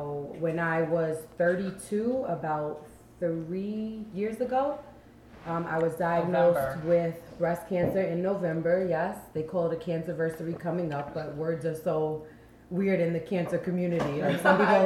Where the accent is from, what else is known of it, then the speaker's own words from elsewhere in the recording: Long Island, New York, United States; I am born and raised in Long Island. My family is from Barbados